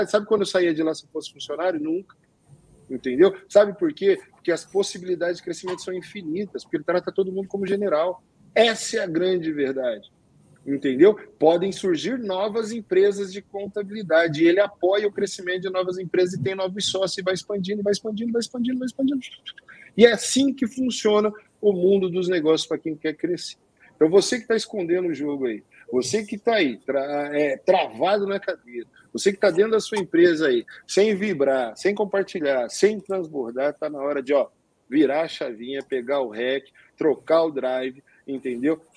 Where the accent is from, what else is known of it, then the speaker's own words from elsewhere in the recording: Northeast Region, Brazil; Eu sou nordestino, adoro uma boa buchada.